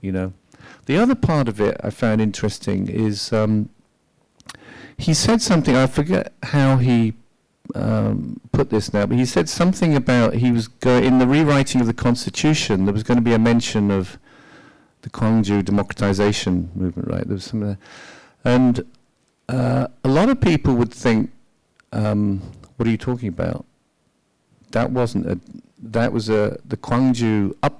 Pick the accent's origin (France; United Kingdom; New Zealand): United Kingdom; as a British person